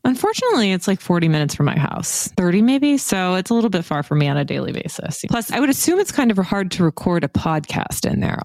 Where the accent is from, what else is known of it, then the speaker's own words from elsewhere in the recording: Wichita, Kansas, United States; moved away as an adult; now in London, United Kingdom; I'm from Wichita, Kansas